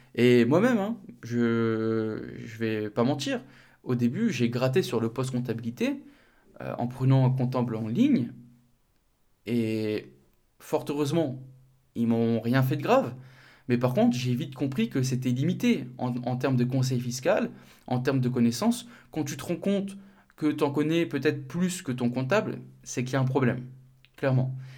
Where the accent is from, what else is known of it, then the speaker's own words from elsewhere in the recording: north of France, France; moved away; mon cabinet de comptabilité, il est dans le nord, pas très loin de, ma ville natale